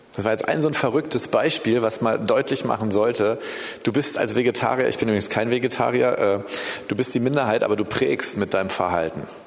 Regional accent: Berlin, Germany; ich bin in Berlin geboren übrigens, ich bin hier groß geworden

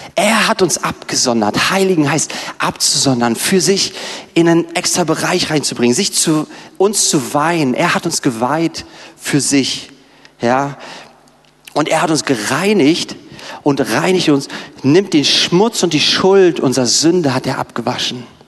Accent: Berlin, Germany; wir Berliner

